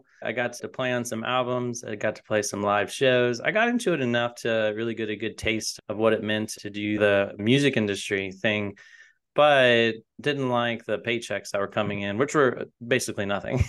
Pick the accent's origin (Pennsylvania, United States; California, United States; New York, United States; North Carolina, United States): North Carolina, United States; Raleigh; moved away as an adult; also born or lived in Wilmington; now in Nashville, United States; I'm originally from North Carolina, was born in Wilmington, raised in Raleigh, and I came to Nashville about 10 or 15 years ago now, chasing music.